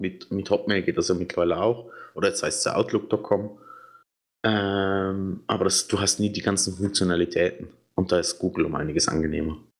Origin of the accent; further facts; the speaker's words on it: Switzerland; Ich bin Schweizer